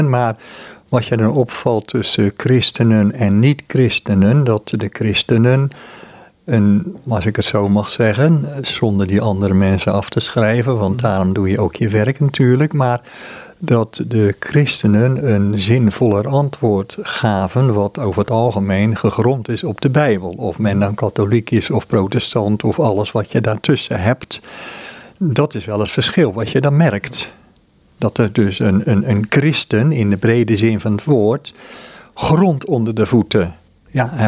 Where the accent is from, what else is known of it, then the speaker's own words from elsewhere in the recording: Amsterdam, North Holland, Netherlands; mijn eigen situatie in Amsterdam. Ik ben Amsterdammer